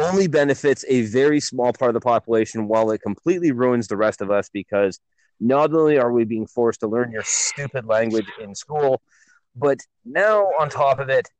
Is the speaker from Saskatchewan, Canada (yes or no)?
no; Ontario, Canada; being born and raised in Ontario